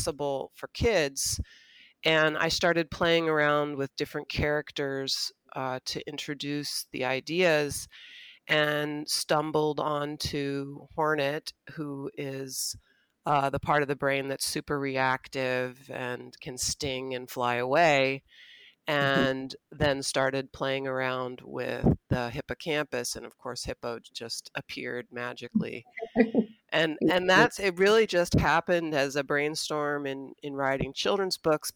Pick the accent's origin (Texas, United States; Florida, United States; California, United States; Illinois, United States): California, United States; moved away as an adult; now in South Bend, United States; I actually am a transplant here to the South Bend area. I grew up in California